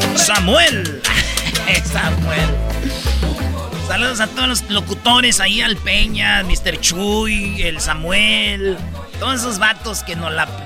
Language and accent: Spanish; Jiquilpan, Michoacán, Mexico; yo soy de Jiquilpan